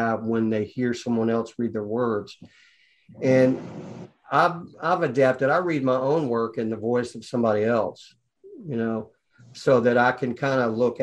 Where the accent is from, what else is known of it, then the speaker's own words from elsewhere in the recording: Atlanta, Georgia, United States; I'm from Atlanta